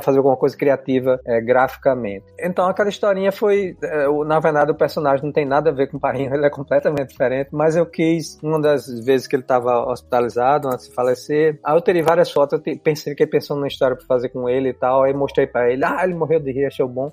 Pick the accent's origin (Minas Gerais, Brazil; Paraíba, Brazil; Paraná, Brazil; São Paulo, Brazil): Paraíba, Brazil; João Pessoa, Campina Grande; also born or lived in Olinda, Pernambuco / Recife, Pernambuco; Eu só morei em João Pessoa, em Campina. E quando era pequeno, em Olinda e Recife